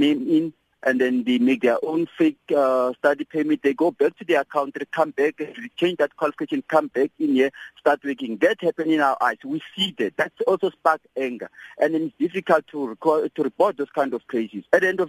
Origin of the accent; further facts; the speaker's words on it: Atteridgeville, Gauteng, South Africa; I'm in Jobetina, Eastern Cape, but I grew up in Atteridgeville, stayed there for long. Atteridgeville, Pretoria West, those people of Atteridgeville, the residents there, they are very quiet people.